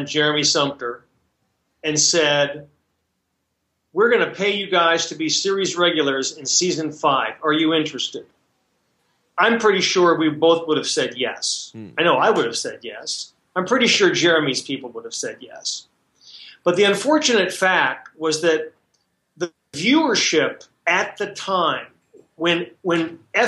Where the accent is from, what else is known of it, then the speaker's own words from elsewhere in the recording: Chicago, Illinois, United States; now in California, United States; I'm originally from Chicago